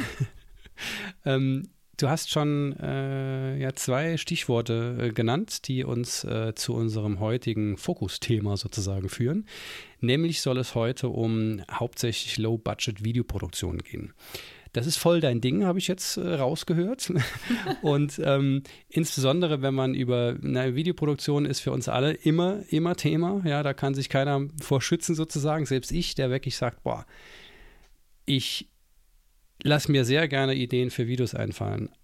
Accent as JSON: {"language": "German", "region": "Saarland", "country": "Germany", "said": "ich als Saarländer ähm, bin ja sehr nah an Frankreich."}